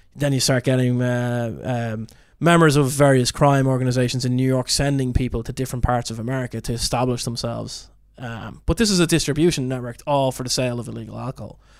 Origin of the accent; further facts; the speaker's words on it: Ireland; being Irish